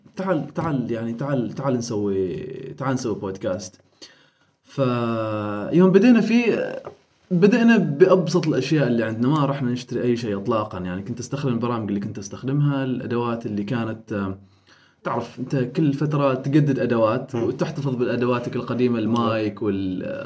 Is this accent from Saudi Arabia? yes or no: no; Oman; نحن كعمانيين